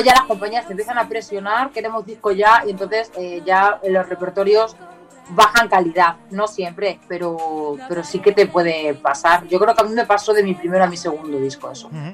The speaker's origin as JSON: {"language": "Spanish", "town": "Leganés", "region": "Community of Madrid", "country": "Spain", "tie": "born or raised there", "said": "yo era de Leganés"}